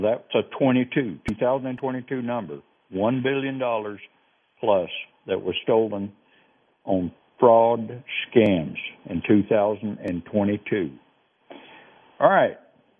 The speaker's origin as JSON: {"language": "English", "region": "the South", "country": "United States", "said": "you know how I talk. I'm very slow. I'm from the South."}